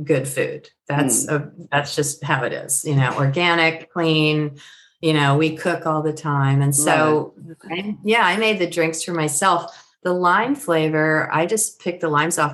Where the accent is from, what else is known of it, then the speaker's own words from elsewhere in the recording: San Francisco Bay Area, California, United States; I'm from the Bay Area, as you know, San Francisco Bay Area